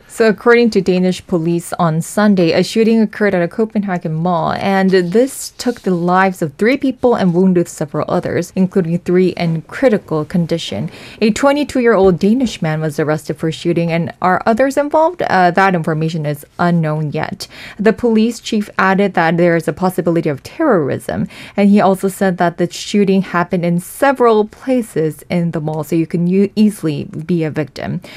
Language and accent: English; South Korea; born and raised in Korea